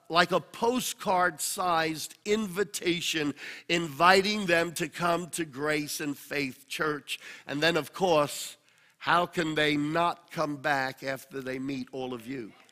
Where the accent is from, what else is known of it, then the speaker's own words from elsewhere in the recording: Australia; moved away as an adult; now in United States; When God told me to pioneer the church, I came from Australia uh, via New York.